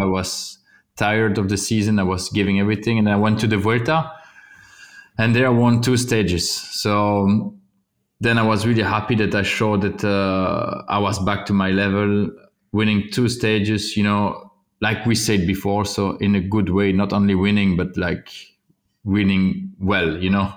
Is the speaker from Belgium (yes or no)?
yes; Wallonia, Belgium; English is a second language; also born or lived in Flanders; I'm from Wallonia